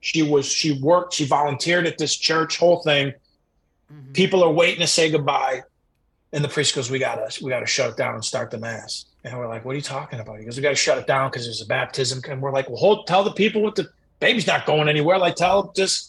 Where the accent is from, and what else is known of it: Chicago, Illinois, United States; born or raised there